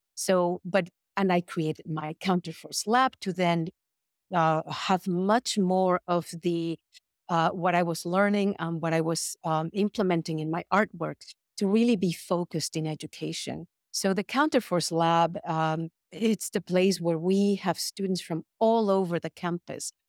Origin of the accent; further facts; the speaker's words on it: Mexico City, Mexico; moved away as an adult; now in United States; I was born and raised in Mexico City, and I came to the United States to study when I was 18.